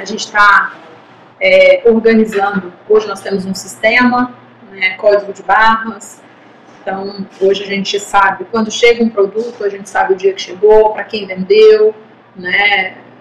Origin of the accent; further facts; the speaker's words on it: Brazil; nós somos brasileiros